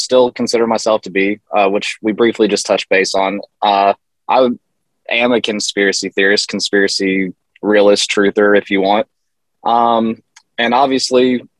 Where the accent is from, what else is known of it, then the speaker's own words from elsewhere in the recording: the South, United States; growing up in the South